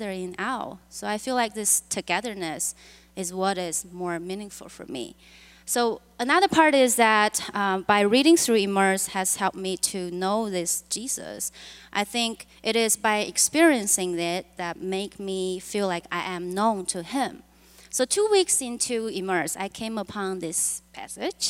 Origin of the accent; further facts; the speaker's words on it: China; moved away as an adult; now in United States; I was born and raised in China and walked on this planet for 20-something years